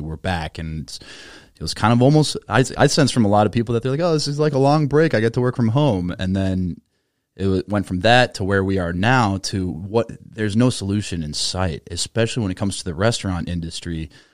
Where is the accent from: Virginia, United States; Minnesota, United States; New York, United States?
Minnesota, United States; an American born and raised in Minnesota